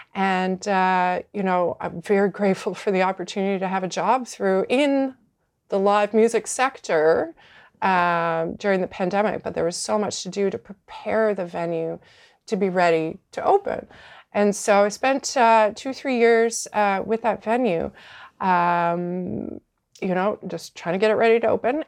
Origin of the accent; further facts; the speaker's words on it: Fredericton, New Brunswick, Canada; moved away as an adult; also born or lived in Halifax / Vancouver; I started in my, in my hometown of Fredericton